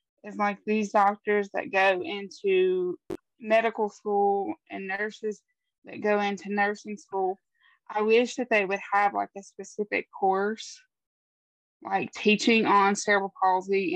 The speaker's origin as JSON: {"language": "English", "region": "West Virginia", "country": "United States", "tie": "born or raised there", "said": "born and raised here in West Virginia, and that's pretty much all I know"}